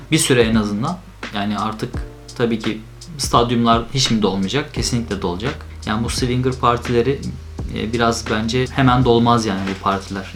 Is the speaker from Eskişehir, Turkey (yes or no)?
no; Ankara, Turkey; moved away as an adult; also born or lived in Istanbul; now in Netherlands; 1990 Ankara'da doğdum.